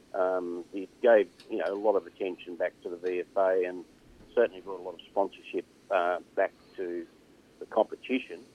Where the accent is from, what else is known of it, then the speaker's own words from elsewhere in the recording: Burnie, Tasmania, Australia; I was from Burnie